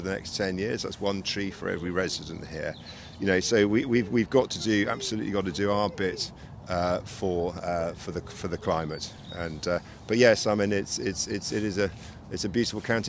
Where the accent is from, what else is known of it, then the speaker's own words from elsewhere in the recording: Reading, South East England, United Kingdom; moved away as an adult; also born or lived in London; now in Surrey, United Kingdom; I was brought up, uh, born and bred in Reading.